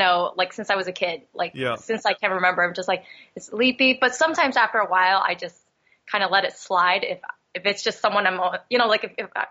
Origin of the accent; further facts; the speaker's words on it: Philadelphia, Pennsylvania, United States; growing up in Philly